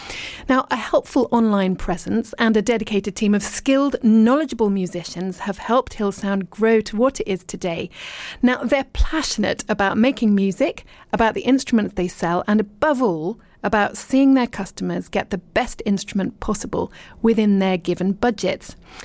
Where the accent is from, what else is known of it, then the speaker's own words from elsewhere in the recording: Richmond, London, United Kingdom; moved away as an adult; I was born in Richmond and I did live and work in London, but then I lived abroad for ages. And I'm now back in the UK and I live in East Sheen.